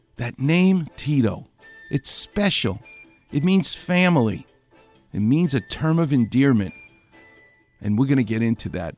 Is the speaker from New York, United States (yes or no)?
yes; New York, United States; growing up in New York